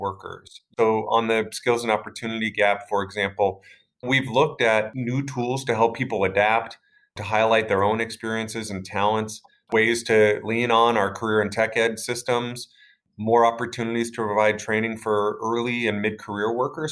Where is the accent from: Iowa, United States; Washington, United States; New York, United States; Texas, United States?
Washington, United States; Port Angeles; when I was a little kid growing up in Port Angeles, Washington, which is a logging town on the coast